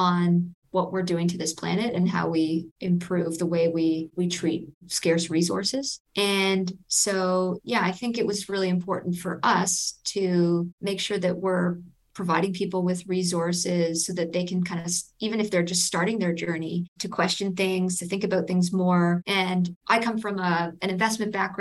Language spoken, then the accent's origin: English; Toronto, Ontario, Canada; I'm from Toronto and we started in Toronto